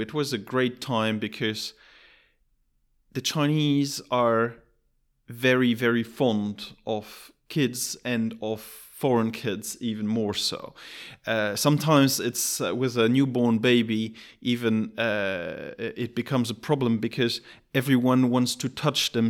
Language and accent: English; Luxembourg; moved away; also born or lived in Shanghai; I'm from Luxembourg